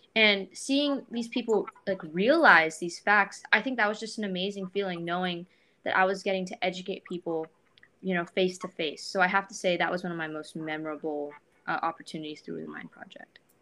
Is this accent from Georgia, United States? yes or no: no; Thousand Oaks, California, United States; I'm from Thousand Oaks, California, near Los Angeles